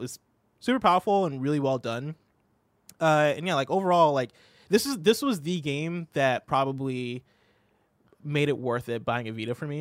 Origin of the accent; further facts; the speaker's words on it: Illinois, United States; moved away as an adult; also born or lived in Seattle; I had moved from my hometown in Illinois